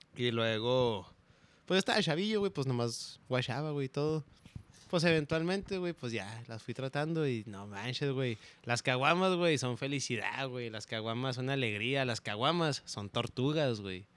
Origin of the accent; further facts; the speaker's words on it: Ciudad Juárez, Chihuahua, Mexico; me acuerdo de niño, güey, allá en Juárez, este, este, mi casa estaba en una esquina